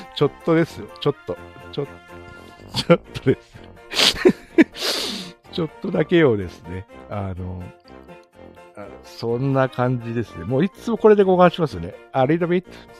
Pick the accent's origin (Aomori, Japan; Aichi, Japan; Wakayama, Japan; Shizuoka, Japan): Aomori, Japan; Tsugaru; accent: Tsugaru dialect; 津軽弁丸出しの、あの、地元の